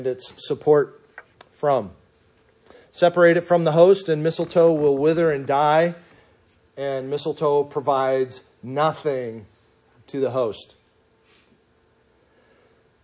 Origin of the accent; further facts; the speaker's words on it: Minnesota, United States; moved away; growing up in Minnesota